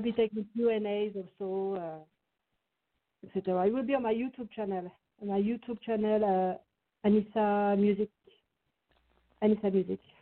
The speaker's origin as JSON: {"language": "English", "town": "Saint-Étienne", "region": "Auvergne-Rhône-Alpes", "country": "France", "tie": "born or raised there", "also_born_or_lived": "Paris", "second_language": "English", "moved": "yes", "said": "Saint Etienne is the name of my uh, hometown. My hometown, which is situated in uh, east, uh, like southeast of France, near uh, Lyon"}